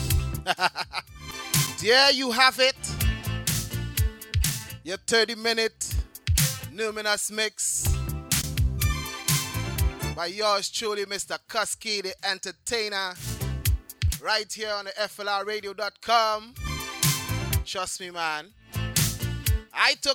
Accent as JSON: {"language": "English", "country": "Trinidad & Tobago", "tie": "born or raised there", "said": "I grew up in the Caribbean"}